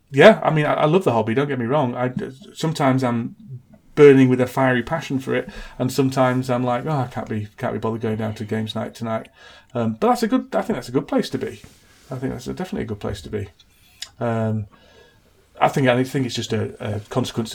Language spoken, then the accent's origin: English; Huddersfield, Yorkshire and the Humber, United Kingdom; his hometown of Huddersfield, which is my hometown